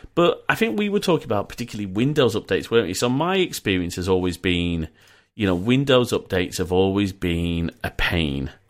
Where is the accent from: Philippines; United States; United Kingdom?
United Kingdom; Leeds, Yorkshire and the Humber; also born or lived in Preston; I was born in Preston and we moved to Leeds.